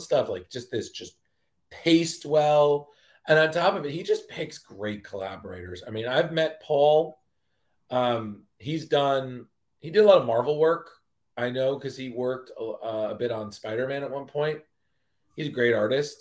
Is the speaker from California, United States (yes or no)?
no; Westchester, New York, United States; also born or lived in Milford, Pennsylvania; I grew up in the suburbs. I grew up in Westchester.